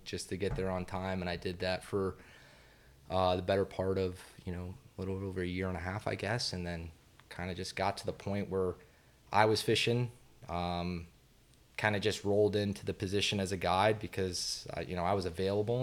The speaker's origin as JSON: {"language": "English", "town": "Satellite Beach", "region": "Florida", "country": "United States", "tie": "born or raised there", "said": "my parents, uh, relocated us up to, uh, Satellite Beach"}